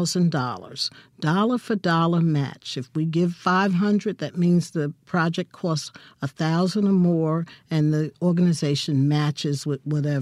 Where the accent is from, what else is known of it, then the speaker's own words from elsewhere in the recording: Newark, New Jersey, United States; moved away as an adult; also born or lived in Texas; now in Jackson, United States; I'm from Newark, New Jersey.